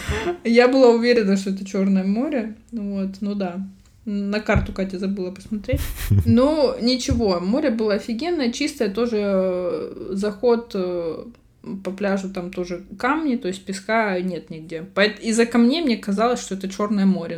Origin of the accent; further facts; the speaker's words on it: Russia; accent: Russian (in Spanish); moved away; У меня всё ещё акцент, э, ру-, русский присутствует на испанском